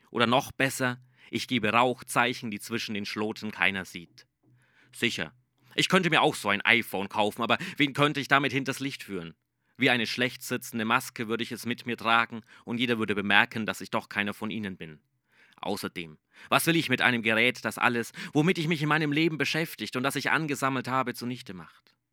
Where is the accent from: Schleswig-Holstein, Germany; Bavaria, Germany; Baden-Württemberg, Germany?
Bavaria, Germany; Nuremberg; einmal sitze ich in der überfüllten U-Bahn meiner Heimatstadt Nürnberg